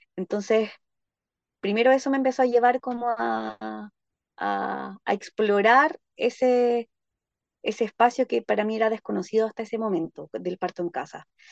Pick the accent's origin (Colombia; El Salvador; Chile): Chile; Santiago, Santiago Metropolitan Region; moved away as an adult; now in Panguipulli, Chile; yo soy oriunda de Santiago de Chile